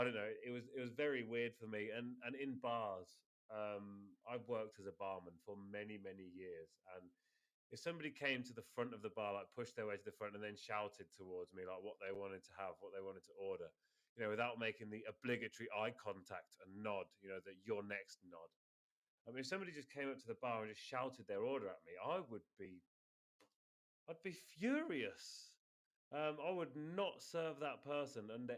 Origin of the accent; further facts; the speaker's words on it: United Kingdom; moved away as an adult; now in Spain; being British, coming over here